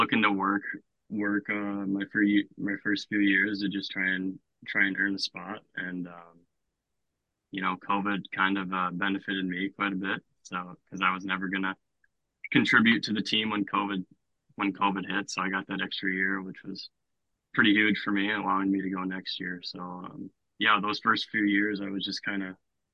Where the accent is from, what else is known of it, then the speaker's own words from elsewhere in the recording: Grand Forks, North Dakota, United States; in my hometown